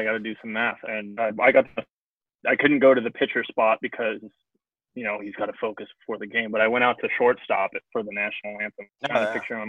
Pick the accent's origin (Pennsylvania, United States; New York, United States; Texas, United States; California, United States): California, United States; Torrance; I'm from Torrance.